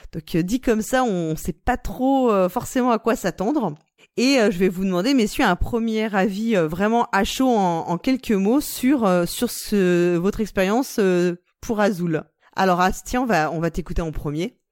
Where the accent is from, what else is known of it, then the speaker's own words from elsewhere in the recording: France; on est français